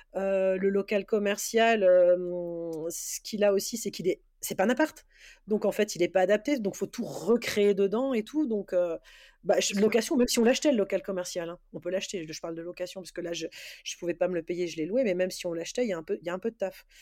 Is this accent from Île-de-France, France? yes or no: no; Alsace, Grand Est, France; Je suis d'Alsace, mais je vais gérer sur sur Paris